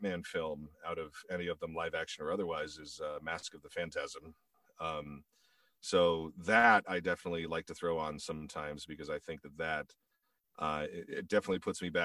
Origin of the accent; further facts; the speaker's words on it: Indiana, United States; moved away as an adult; also born or lived in Chicago, Illinois / South Bend, Indiana; now in California, United States; I'm originally from Indiana.